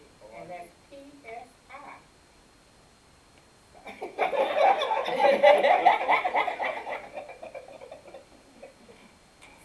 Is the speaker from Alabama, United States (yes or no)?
yes; Mobile, Alabama, United States; now in Dallas, United States; I'm from Mobile, Alabama. I don't have any relatives in Dallas